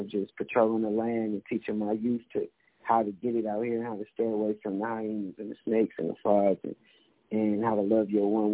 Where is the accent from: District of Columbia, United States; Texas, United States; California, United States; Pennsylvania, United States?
California, United States; growing up in Cali